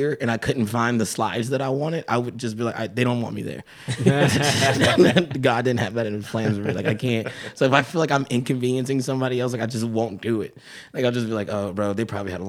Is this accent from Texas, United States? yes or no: no; Atlanta, Georgia, United States; I grew up in Atlanta